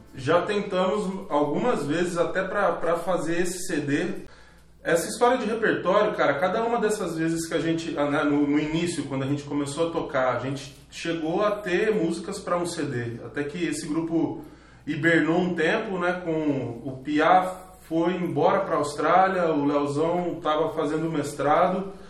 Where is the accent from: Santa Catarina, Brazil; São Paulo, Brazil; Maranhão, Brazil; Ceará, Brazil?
São Paulo, Brazil; Araçatuba; moved away; also born or lived in Tatuí; Eu vim de Araçatuba